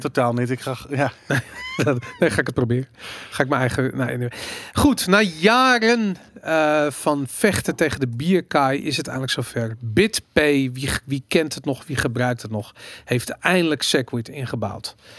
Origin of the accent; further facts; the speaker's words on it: Amsterdam, North Holland, Netherlands; ik ben opgegroeid in Amsterdam in de jaren tachtig.